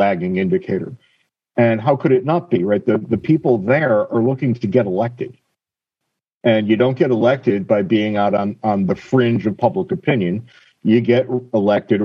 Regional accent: Connecticut, United States; where I grew up in Connecticut

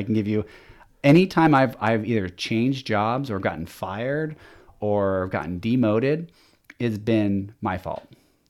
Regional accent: Lynnwood, Washington, United States; also born or lived in Shoreline; but now I was born in Shoreline, Washington. And then we moved, up to Linwood. And then, from there I went to college and PLU, and, I know I'm skipping around quite a bit, but my entire life has been in Washington.

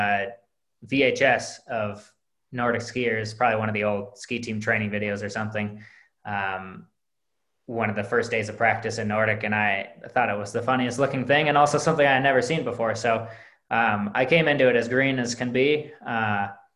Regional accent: Minneapolis, Minnesota, United States; I grew up in the Twin Cities, not really anywhere near skiing

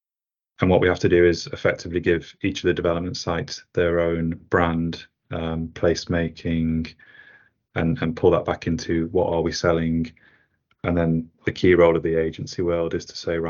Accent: the north of England, United Kingdom; I'm a Northerner

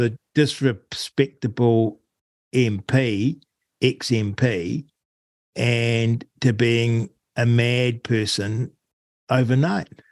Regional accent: Rangiora, Canterbury, New Zealand; also born or lived in Auckland / Wellington; now in Arrowtown, New Zealand; I grew up in Rangiora, just north of Christchurch, and then I shifted to Auckland and then spent time obviously in Wellington

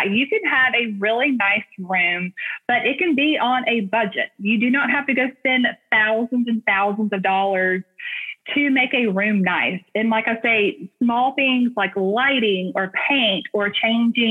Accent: Hoover, Alabama, United States; accent: Southern twang; We're from Alabama, born and raised in Hoover, Alabama, and my husband is too

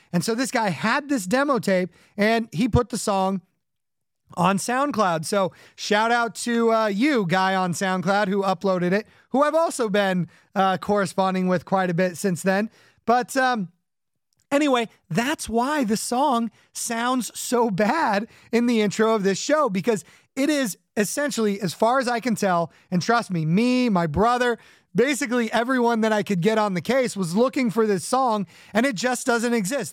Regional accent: Orange County and the Inland Empire, Southern California, United States; now in Connecticut, United States; in addition to growing up in Orange County, where the uh, surf punks of the 80s were uh, running around, I also grew up in the Inland Empire

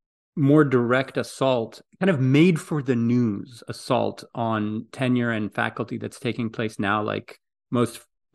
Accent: Greece; English is a second language; now in United States; In Greece.

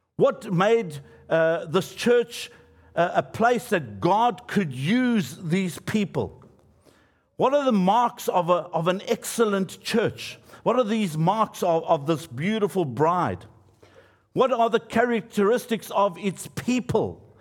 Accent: Johannesburg, Gauteng, South Africa; where I grew up in Johannesburg

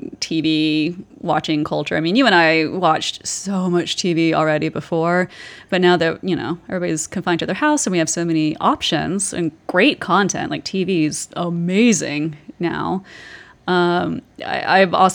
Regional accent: the South, United States; I was raised in the South

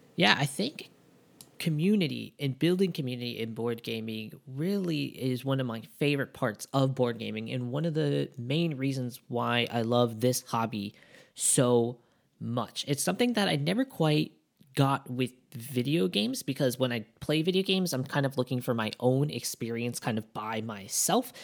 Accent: Japan; we're from Japan

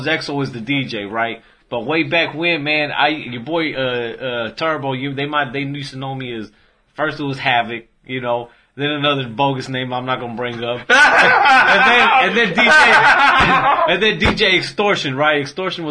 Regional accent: Dallas, Texas, United States; I grew up in Oak Cliff, the south part of the city.

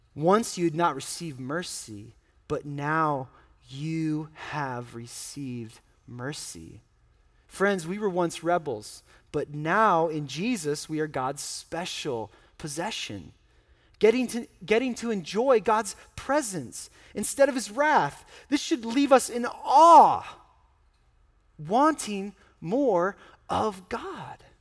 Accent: United States; I'm an American

